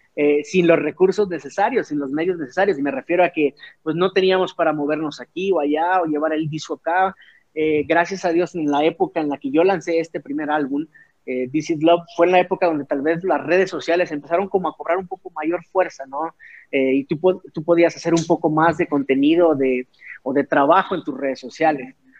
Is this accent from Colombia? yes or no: no; Tuxtla Gutiérrez, Chiapas, Mexico; moved away as an adult; now in Mexico City, Mexico; yo soy originario de Tuxtla Gutiérrez, Chiapas